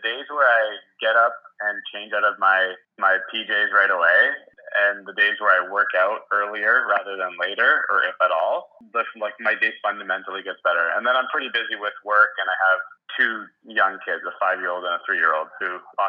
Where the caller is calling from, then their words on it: Mississauga, Ontario, Canada; I'm joining from Mississauga, Ontario, which is a suburb of Toronto, GTA, I guess.